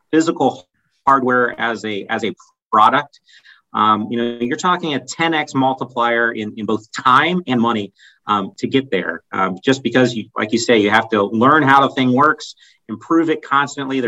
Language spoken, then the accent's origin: English; Columbus, Ohio, United States; I'm a native Columbus resident